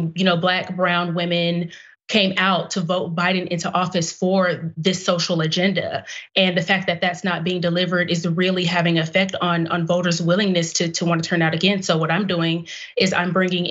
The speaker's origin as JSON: {"language": "English", "town": "Dallas", "region": "Texas", "country": "United States", "tie": "born or raised there", "said": "I am a daughter of Dallas. I grew up on the South Side with my mother"}